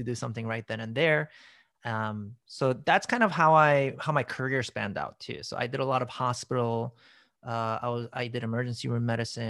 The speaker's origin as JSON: {"language": "English", "town": "New York City", "region": "New York", "country": "United States", "tie": "born or raised there", "also_born_or_lived": "South Korea", "said": "I moved to New York City from Korea when I was 11 months old. And basically, long story short, grew up there in Queens, in Long Island."}